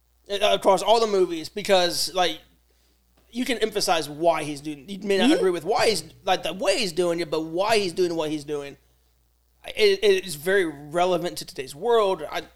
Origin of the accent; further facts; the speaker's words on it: United States; I'm an American